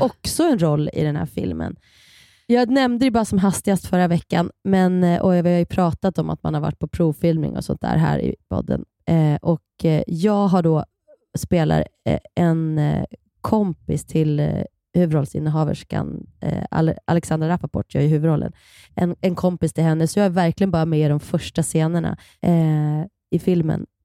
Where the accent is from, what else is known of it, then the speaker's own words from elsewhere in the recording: Kilafors, Gävleborg County, Sweden; Vi är uppvuxen på samma eh, lilla eh, ort, Kilafors i Hälsingland